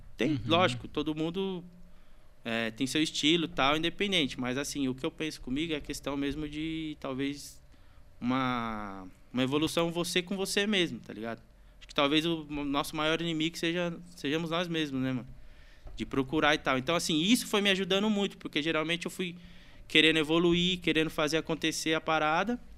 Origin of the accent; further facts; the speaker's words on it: Santa Isabel, São Paulo, Brazil; sou nascido e criado aqui em São Isabel mesmo